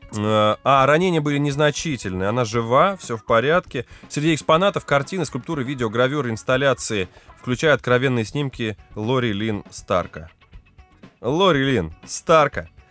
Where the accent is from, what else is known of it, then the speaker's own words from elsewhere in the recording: Lipetsk, Lipetsk Oblast, Russia; Я хотя бы из Липы, с задворок.